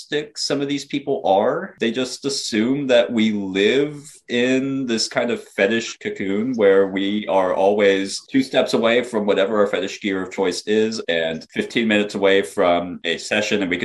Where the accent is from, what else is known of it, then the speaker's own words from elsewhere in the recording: the South, United States; being a Southern person